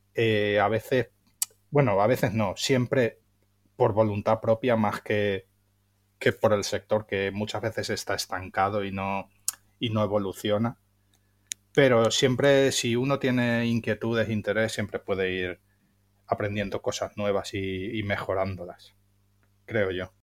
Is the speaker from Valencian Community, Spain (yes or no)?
yes; Valencia, Valencian Community, Spain; soy de Valencia